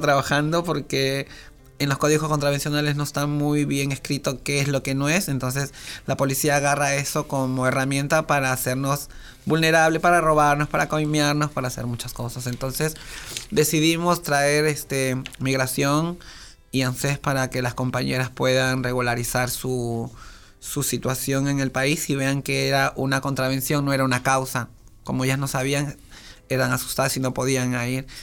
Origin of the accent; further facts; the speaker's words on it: Peru; now in Argentina; soy de Perú